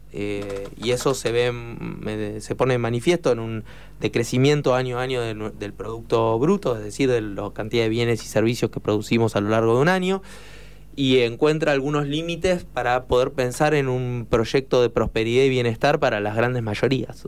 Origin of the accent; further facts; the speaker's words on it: La Plata, Buenos Aires Province, Argentina; yo soy platense